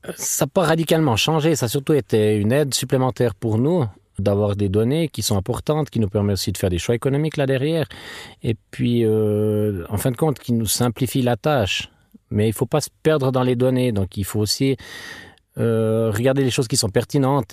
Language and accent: French; Treyvaux, Fribourg, Switzerland; Je viens de Trévaux, dans le canton de Fribourg.